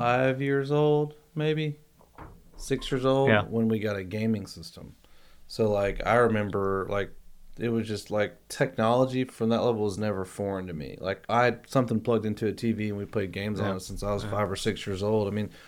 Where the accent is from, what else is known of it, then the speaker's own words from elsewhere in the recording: Florida, United States; I grew up in Florida